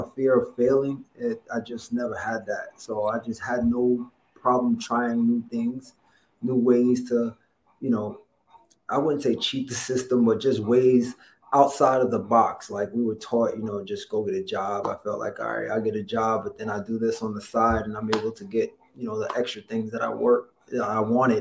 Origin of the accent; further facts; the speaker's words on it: New York City, New York, United States; Downtown Brooklyn. I was born in Gowanus Projects.